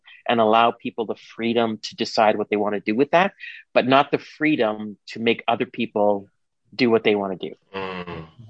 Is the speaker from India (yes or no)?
yes; India; now in Canada; I'm Indian.